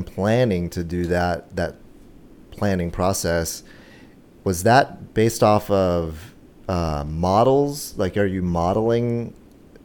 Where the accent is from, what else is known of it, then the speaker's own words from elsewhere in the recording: Texas, United States; now in San Diego, United States; I'm from Texas